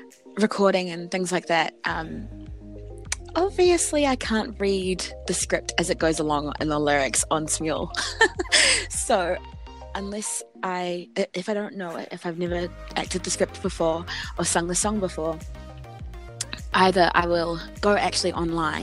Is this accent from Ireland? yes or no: no; New Zealand; I'm from New Zealand